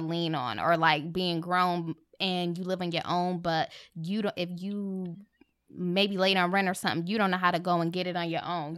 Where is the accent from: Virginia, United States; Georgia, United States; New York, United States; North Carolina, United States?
New York, United States; Rochester; moved away; I'm from Rochester, upstate New